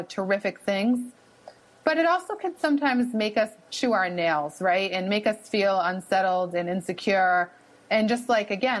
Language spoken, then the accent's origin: English; Boston, Massachusetts, United States; accent: wicked (Boston); I'm situated here at Northeastern, and that's in Boston, Massachusetts. So maybe you can pick up on my wicked accent a little bit here